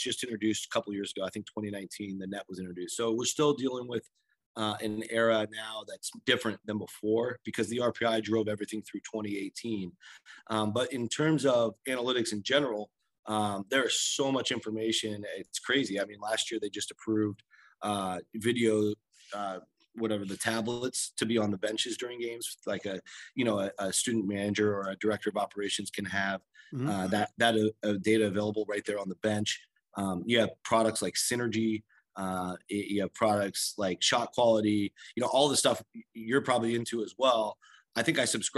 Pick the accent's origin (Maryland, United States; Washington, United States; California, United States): Washington, United States; Seattle; growing up in Seattle